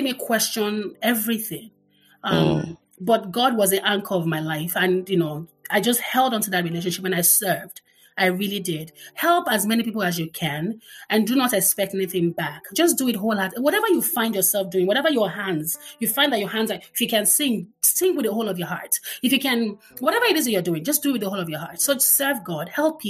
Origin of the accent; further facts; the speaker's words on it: Lagos, Nigeria; growing up in the Butemeta was really nice.